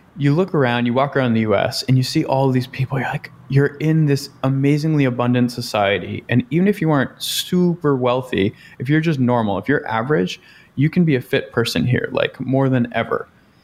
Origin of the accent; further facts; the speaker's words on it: Boston, Massachusetts, United States; I'm from Boston. So like I just listen to these guys and it's like being back home a little bit.